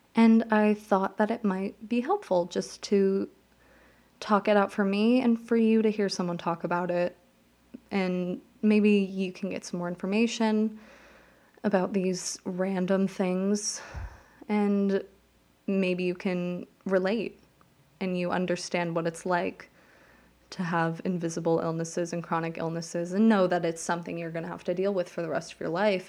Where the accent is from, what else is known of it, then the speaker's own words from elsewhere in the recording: Las Vegas, Nevada, United States; moved away as an adult; now in New Jersey, United States; I grew up in Las Vegas.